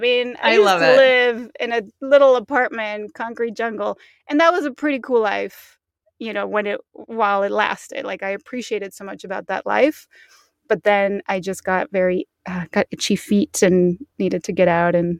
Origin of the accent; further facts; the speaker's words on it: Mexico City, Mexico; also born or lived in New York; And I'm also originally from Mexico. I was born in Mexico City and grew up all throughout Mexico. My mom is American, so I grew up speaking both English and Spanish.